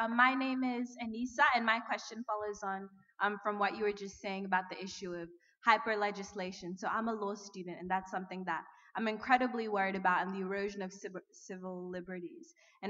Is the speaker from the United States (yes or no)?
no; Queensland, Australia; I'm from Queensland.